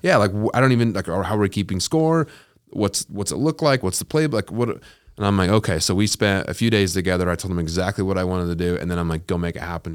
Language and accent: English; Utah, United States; I'm from Utah